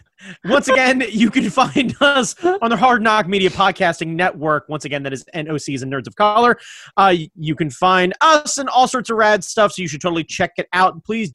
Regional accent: United States; I'm American

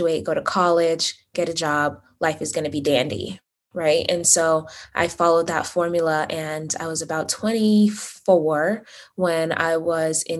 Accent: Las Vegas, Nevada, United States; also born or lived in Uganda; I was born in Uganda, but raised in Las Vegas

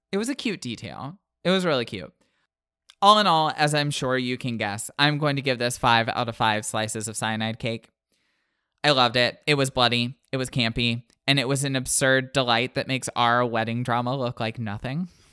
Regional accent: United States; I'm from the Panhandle

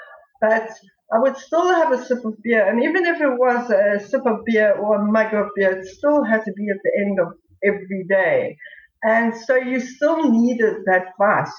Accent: South Africa; being a South African

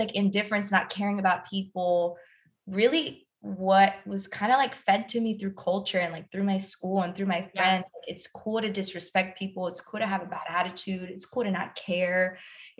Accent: Miami, Broward, Florida, United States; I grew up in Miami, like, well, Broward

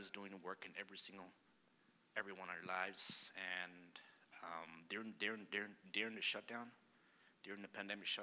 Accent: El Paso, Texas, United States; moved away; I'm from El Paso, Texas, and I used to go to this Catholic church every time

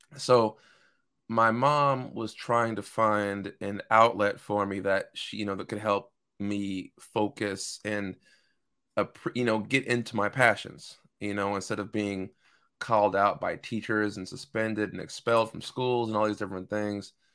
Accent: Seattle, Washington, United States; born and raised in Seattle, Washington. Lived here my entire life.

